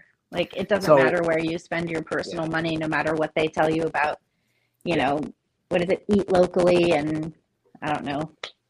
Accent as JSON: {"language": "English", "area": "outside of Boston", "region": "Massachusetts", "country": "United States", "tie": "born or raised there", "moved": "yes", "said": "I grew up outside of Boston, so I get to say that sometimes it slips in."}